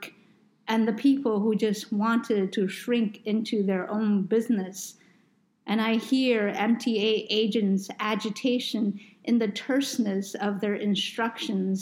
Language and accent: English; New York, United States; I grew up in New York